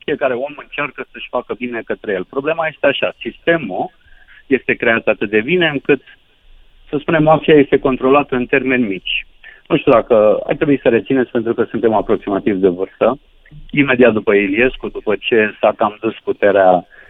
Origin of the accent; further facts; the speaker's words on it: Onești, Bacău County, Romania; Nu sunt din Giurgiu, sunt din Onești, județul Bacău